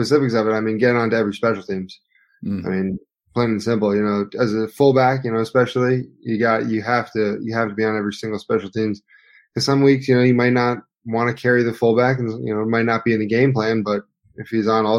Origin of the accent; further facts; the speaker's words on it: New Jersey, United States; moved away; I'm originally from New Jersey, so it's not too far off. About 20 miles, 25 miles from the city